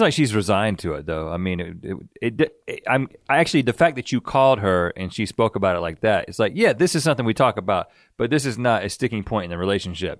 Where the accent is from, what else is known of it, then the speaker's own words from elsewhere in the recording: North Carolina, United States; we grew up in North Carolina